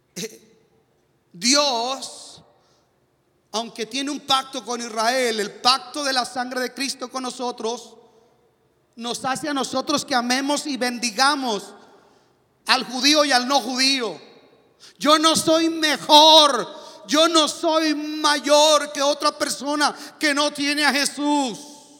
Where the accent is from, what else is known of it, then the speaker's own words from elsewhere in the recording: Mexico; now in United States; soy mexicano